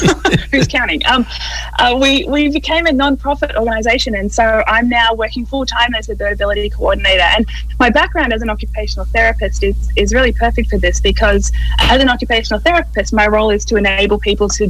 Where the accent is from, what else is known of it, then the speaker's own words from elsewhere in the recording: Australia; moved away; growing up in Australia